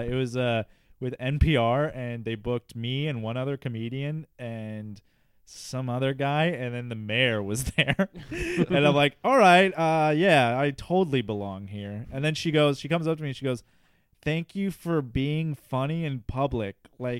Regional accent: Minneapolis, Minnesota, United States; I'm from Minneapolis.

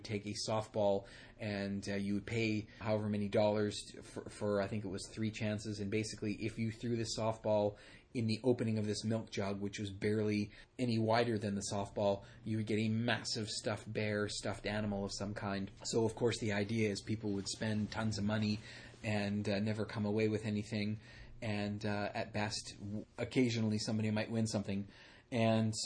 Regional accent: Burnaby, British Columbia, Canada; we grew up in Burnaby, I lived further east from your dad

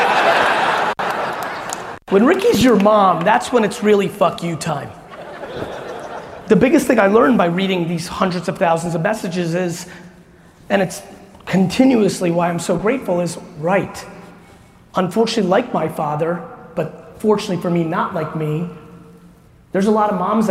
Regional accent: New Jersey, United States; I'm from Jersey

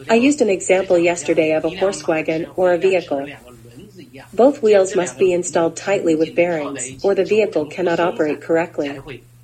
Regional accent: China; now in United States; Although I came from China, I had no vision for China.

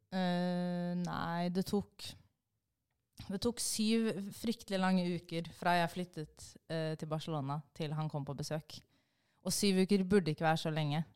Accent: Bærum, Akershus, Norway; jeg kommer fra Bærum

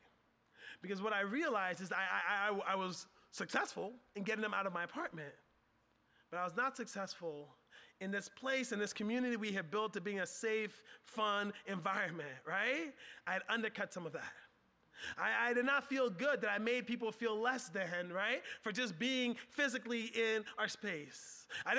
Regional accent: Philadelphia, Pennsylvania, United States; I grew up in Southwest Philly

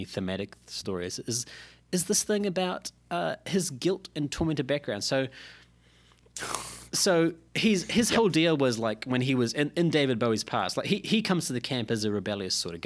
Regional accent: New Zealand; being a New Zealander myself

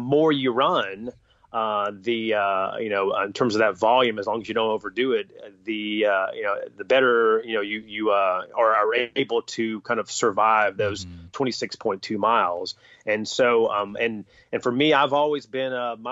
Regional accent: North Carolina, United States; I grew up in North Carolina, and so basketball was king.

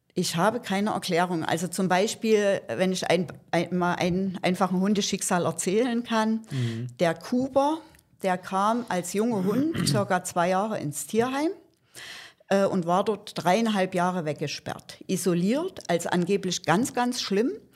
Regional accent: Saxony, Germany; Ich komme aus Sachsen und bin dort schon seit ja, fast 20 Jahren im Tierschutz engagiert

